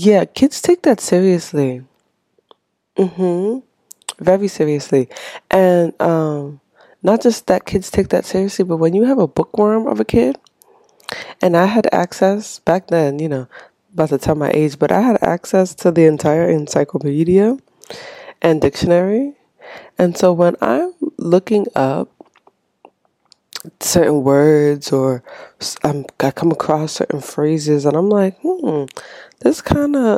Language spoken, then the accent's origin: English; Haiti; moved away; I was born and raised in Haiti, so I came here with my mom